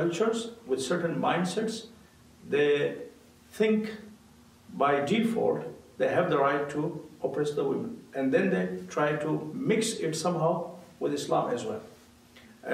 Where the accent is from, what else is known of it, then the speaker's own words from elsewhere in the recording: India; also born or lived in Africa / United States; now in Calgary, Canada; I'm originally from India, but I have a lot of international experience, lived in different parts of the world, including Africa and the United States.